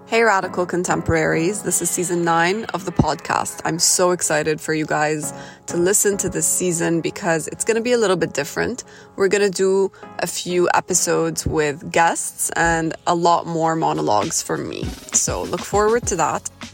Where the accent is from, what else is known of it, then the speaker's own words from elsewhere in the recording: Jeddah, Makkah Province, Saudi Arabia; moved away; I grew up in Jeddah